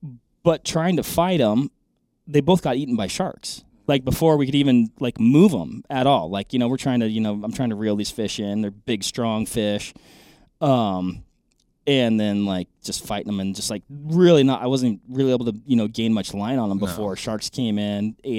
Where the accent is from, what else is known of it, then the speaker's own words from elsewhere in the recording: Washington, United States; So I grew up fishing in Washington.